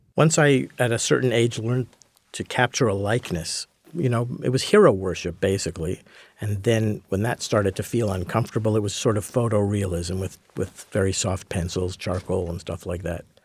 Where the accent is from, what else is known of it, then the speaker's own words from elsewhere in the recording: Montreal, Quebec, Canada; I grew up in Montreal, so I was a hockey fan